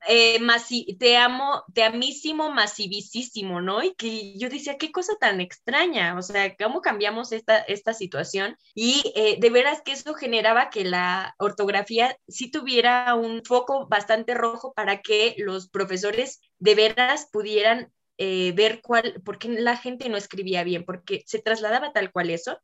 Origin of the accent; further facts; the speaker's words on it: Mexico; yo no comprendía estando en Ecuador siendo una mexicana